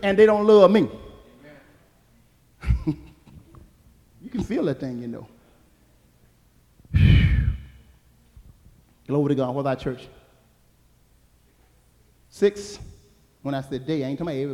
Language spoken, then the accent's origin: English; Alabama, United States; when I was growing up in Alabama